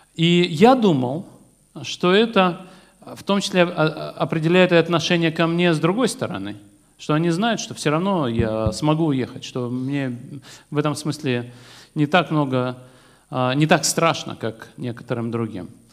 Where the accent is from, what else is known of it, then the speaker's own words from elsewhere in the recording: Vladikavkaz, North Ossetia–Alania, Russia; moved away; Я родился во Владикавказе